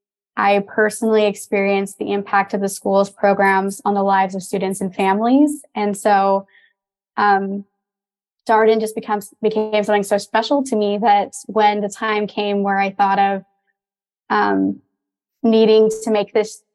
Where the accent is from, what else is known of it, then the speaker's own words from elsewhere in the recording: Park City, Utah, United States; now in Virginia, United States; I'm originally from the greater Park City area in Utah